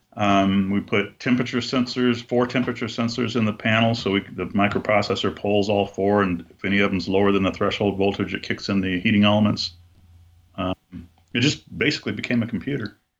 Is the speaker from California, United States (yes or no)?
yes; Buena Park, California, United States; I was born in California, Southern California, and we my family moved to a place called Buena Park when I was four, and that's where I met Julie